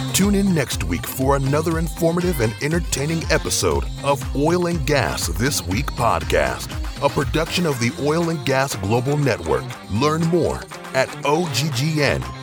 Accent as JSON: {"language": "English", "country": "United States", "said": "I'm an American"}